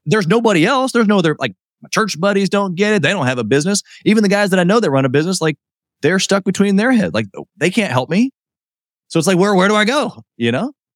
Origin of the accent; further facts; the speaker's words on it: Kansas City, Missouri, United States; also born or lived in Miami; I'm from Kansas City